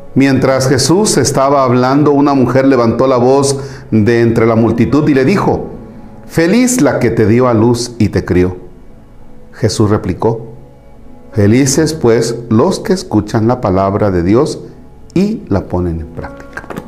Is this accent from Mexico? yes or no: yes; Mexico; como mexicanos